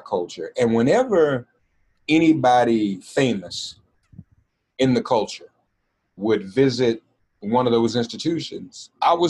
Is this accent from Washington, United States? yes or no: no; Nashville, Tennessee, United States; growing up in Nashville, I grew up on the campus of Fisk University, literally, because my mother was an employee there.